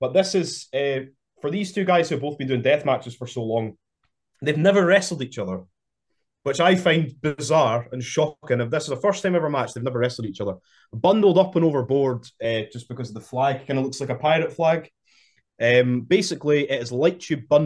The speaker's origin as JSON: {"language": "English", "town": "Kirkcaldy", "region": "Scotland", "country": "United Kingdom", "tie": "born or raised there", "said": "I'm from Kirkcaldy"}